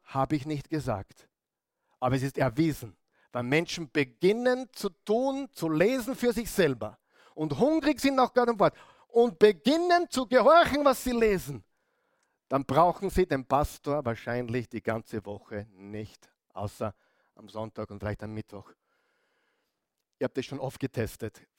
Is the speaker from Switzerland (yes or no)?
no; Upper Austria, Austria; moved away as an adult; now in Vienna, Austria; Als Oberösterreicher